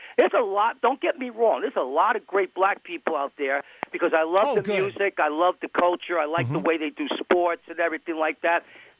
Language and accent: English; New York City, New York, United States; I'm from New York City. I'm the real deal.